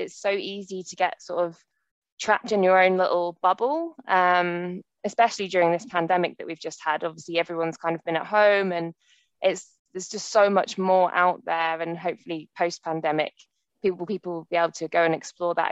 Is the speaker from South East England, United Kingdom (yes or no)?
no; Devon, South West England, United Kingdom; moved away as an adult; also born or lived in Liverpool / Milton Keynes / Australia; now in Bristol, United Kingdom; So I grew up in Devon, so not far from here, in the countryside by the sea